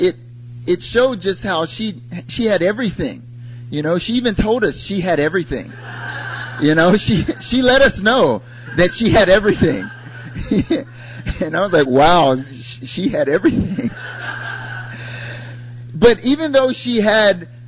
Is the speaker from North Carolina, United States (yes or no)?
yes; North Carolina, United States; moved away as an adult; also born or lived in Korea; now in South Korea; I'm from North Carolina originally. I've lived in Korea for, it'll be 6 years now